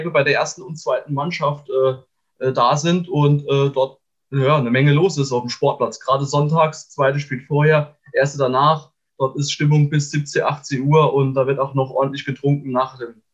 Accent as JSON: {"language": "German", "town": "Quierschied", "region": "Saarland", "country": "Germany", "tie": "born there", "said": "Genau, ich war letzte Saison dort Trainer und bin dort geboren, in Quierschied, genau."}